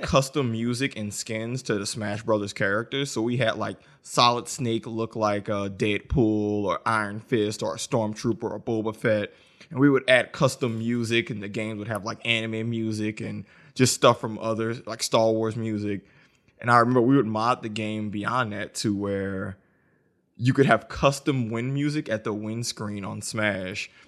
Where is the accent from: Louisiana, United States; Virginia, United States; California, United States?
Louisiana, United States; New Orleans; I'm from New Orleans. Katrina happened in oh five a year before. So, when the Wii came out, we were living in the FEMA trailer.